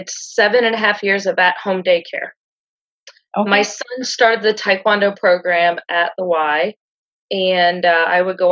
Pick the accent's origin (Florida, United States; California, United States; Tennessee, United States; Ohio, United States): Ohio, United States; Greenwich; now in Shelby, United States; I grew up in Greenwich, Ohio, which is a little bitty town.